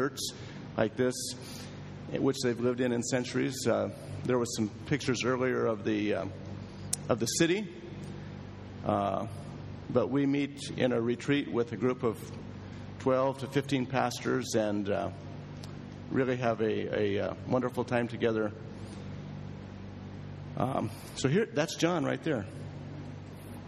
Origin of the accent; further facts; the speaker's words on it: Springfield, Oregon, United States; moved away as an adult; also born or lived in Tokyo, Japan; I grew up in Oregon, in the town of Springfield, small town